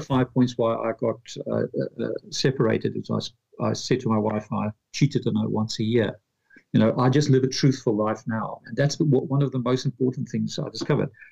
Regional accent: Pretoria, Gauteng, South Africa; moved away as an adult; also born or lived in London, United Kingdom; now in Dublin, Ireland; I'm from Pretoria, South Africa. After apartheid, at age 25, I moved to London

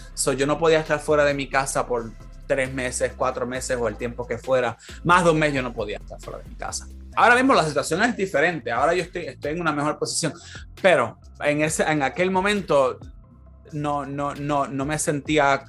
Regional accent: Puerto Rico; moved away as an adult; now in California, United States; yo con la mentalidad que yo tengo de Puerto Rico

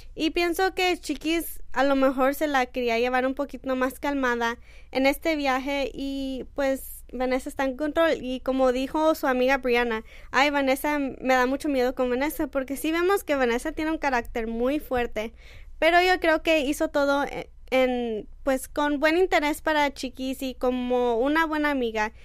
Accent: Mexico; Yo como mexicana soy muy orgullosa

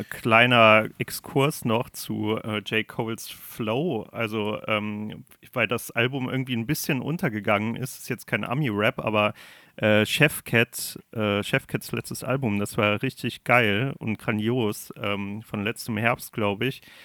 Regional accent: Germany; Ich bin Deutscher

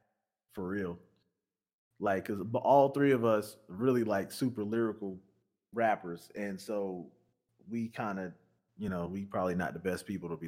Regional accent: the South, United States; I'm from the South

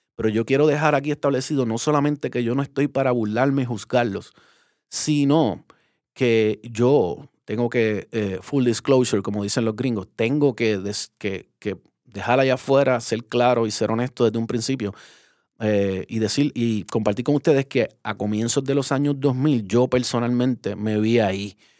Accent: Puerto Rico; como puertorriqueños colonizados que somos

